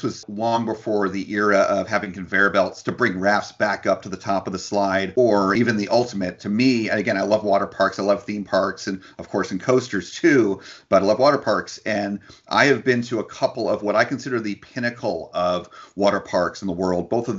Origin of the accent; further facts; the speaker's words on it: New Jersey, United States; now in Florida, United States; I grew up in New Jersey